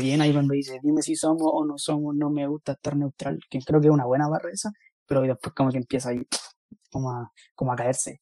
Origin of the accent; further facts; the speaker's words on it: Chile; somos chilenos